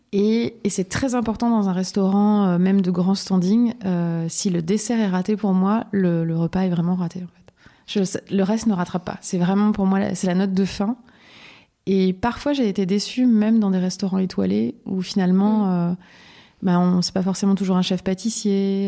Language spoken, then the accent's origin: French; Lorraine, Grand Est, France; now in Paris region, France; je suis lorraine.